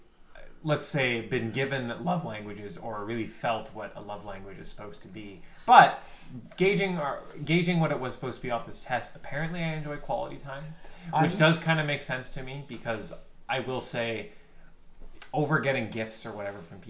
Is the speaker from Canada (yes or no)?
yes; Canada; we're Canadian